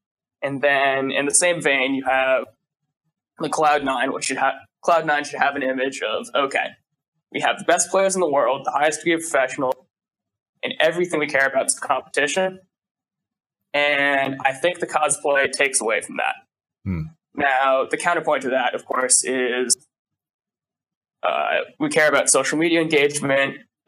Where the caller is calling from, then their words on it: Washington, District of Columbia, United States; I'm calling from American University in Washington, D.C.